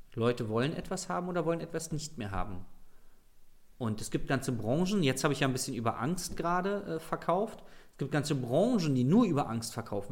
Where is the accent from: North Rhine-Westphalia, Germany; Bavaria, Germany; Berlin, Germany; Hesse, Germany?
Berlin, Germany; ich komme aus Berlin, ich rede halt so